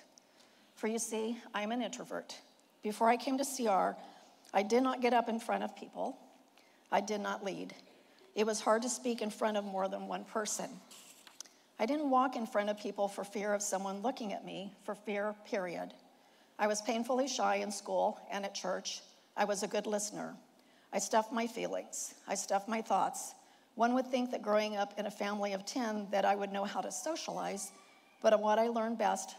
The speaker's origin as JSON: {"language": "English", "region": "Indiana", "country": "United States", "tie": "born or raised there", "moved": "as an adult", "lives_now": "California, United States", "said": "I was born in Indiana to a grain and livestock farmer and his introverted wife"}